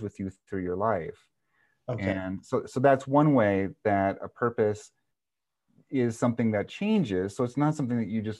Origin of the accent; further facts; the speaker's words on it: the North Star State, Minnesota, United States; I'm from the North Star state